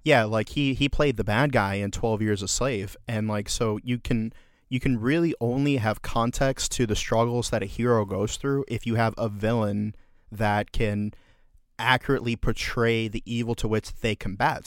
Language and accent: English; United States; we love as Americans